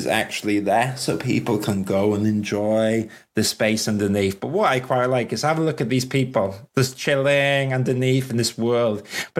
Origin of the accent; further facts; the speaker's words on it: Wales, United Kingdom; I'm Welsh